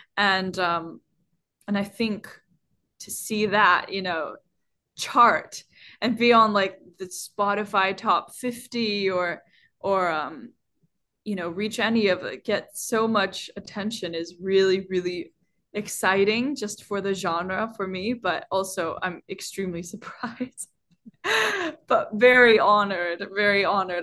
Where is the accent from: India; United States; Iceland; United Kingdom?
Iceland; I'm half Chinese and growing up in Iceland